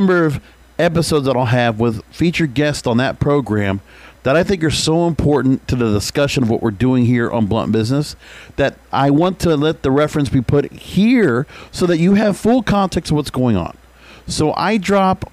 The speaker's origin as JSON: {"language": "English", "region": "Florida", "country": "United States", "tie": "born or raised there", "moved": "yes", "said": "45 minutes from where my hometown was in Belgrade"}